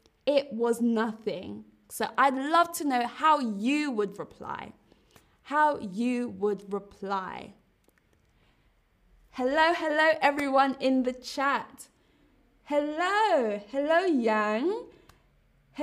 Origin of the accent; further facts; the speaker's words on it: London, United Kingdom; London is my hometown